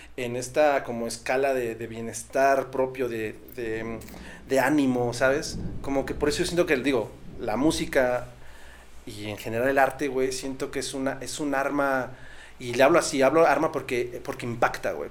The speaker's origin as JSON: {"language": "Spanish", "area": "Estado de México", "region": "State of Mexico", "country": "Mexico", "tie": "born or raised there", "said": "nosotros crecimos eh, acá en, en Estado de México y nuestra familia toda la vida estuvo en Michoacán"}